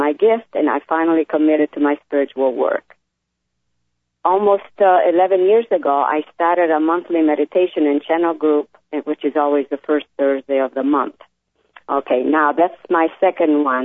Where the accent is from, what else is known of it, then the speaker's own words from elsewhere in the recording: Italy; now in Connecticut, United States; I was born in Italy in a small town